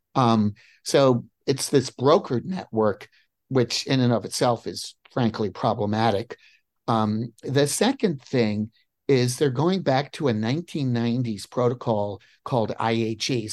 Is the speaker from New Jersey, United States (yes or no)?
yes; New Jersey, United States; now in Crystal City, United States; I grew up in New Jersey